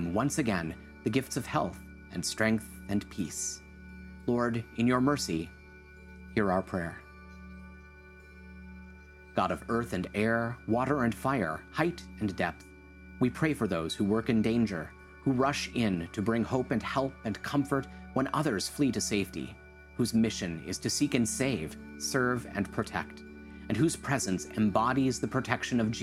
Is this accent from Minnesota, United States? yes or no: yes; Hutchinson, Minnesota, United States; moved away; my hometown, Hutchinson, Minnesota.